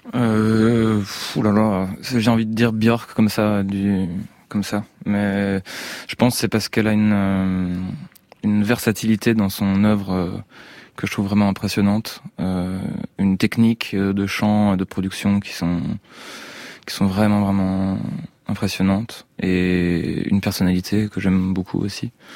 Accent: Geneva, Switzerland; Je suis né à Genève, en Suisse.

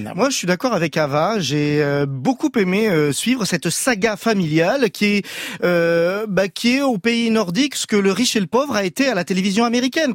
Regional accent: France; nous, en tant que Français

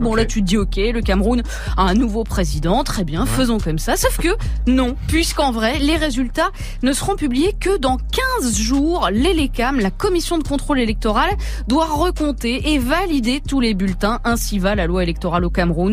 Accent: Creuse, Nouvelle-Aquitaine, France; moved away; j'ai grandi dans la Creuse

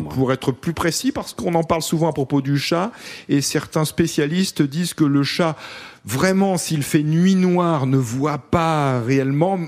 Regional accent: Grenoble, Auvergne-Rhône-Alpes, France; moved away as an adult; also born or lived in Paris; now in Cabestany, France; je suis de Grenoble, et puis enseignant, j'ai eu l'occasion de passer aussi par Paris

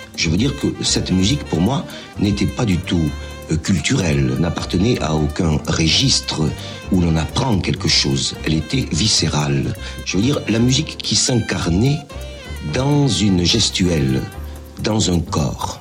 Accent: southern France, France; accent: méridional (southern French); j'ai un accent, n'est-ce pas, mhm. un accent méridional

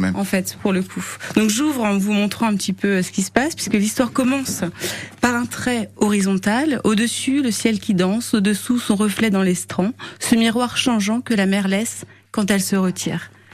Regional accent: Brittany, France; Je suis bretonne

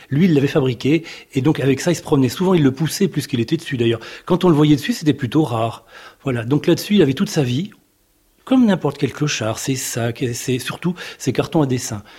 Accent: Bourges, Centre-Val de Loire, France; Quand j'étais petit, j'étais à Bourges.

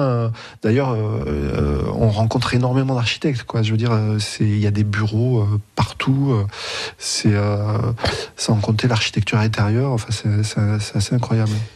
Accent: Montpellier, Occitania, France; moved away as an adult; now in Berlin, Germany; Je suis né à Montpellier ma mère euh, a toujours vécu à Montpellier, ma grand-mère aussi

